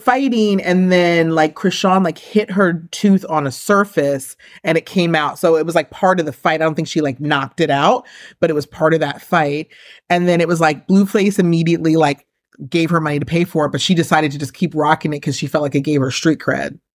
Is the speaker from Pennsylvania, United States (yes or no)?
no; New York, United States; I'm from New York where it's, like, everyone who just kinda, like, looks like me is Puerto Rican.